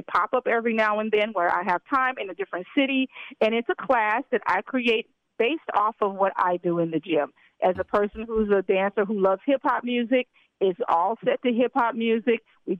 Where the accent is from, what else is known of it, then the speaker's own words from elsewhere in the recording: Memphis, Tennessee, United States; Well, first of all, I am, but I'm also from Memphis, Tennessee.